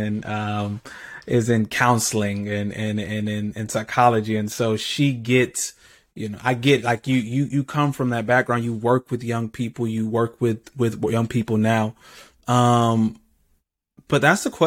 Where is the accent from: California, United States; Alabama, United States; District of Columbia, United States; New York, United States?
Alabama, United States; Birmingham; I grew up in the city. I grew up in Birmingham